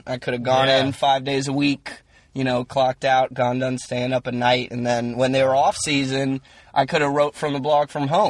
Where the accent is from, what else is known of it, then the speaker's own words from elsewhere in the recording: the South, United States; I'm from the South